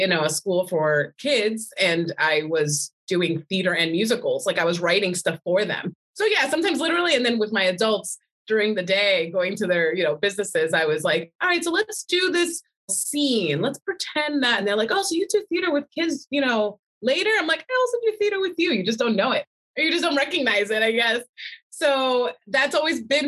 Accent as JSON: {"language": "English", "region": "New Jersey", "country": "United States", "tie": "born or raised there", "also_born_or_lived": "Barcelona, Spain", "moved": "as an adult", "said": "I was born in New Jersey. So I'm definitely one of those Jersey people. I'm a Jersey girl"}